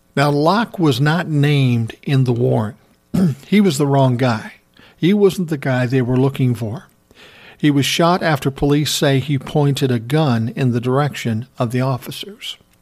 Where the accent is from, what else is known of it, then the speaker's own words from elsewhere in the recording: Minneapolis, Minnesota, United States; right here in my hometown, Minneapolis, Minnesota